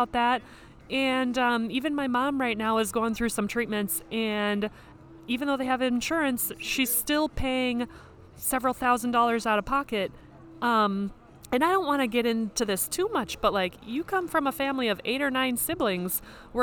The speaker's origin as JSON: {"language": "English", "town": "Hopkins", "region": "Minnesota", "country": "United States", "tie": "born or raised there", "said": "I'm from Minnesota. I'm from not too far away from Minneapolis. I don't know if you've ever heard of Hopkins or Minnetonka, but I went to Hopkins High School."}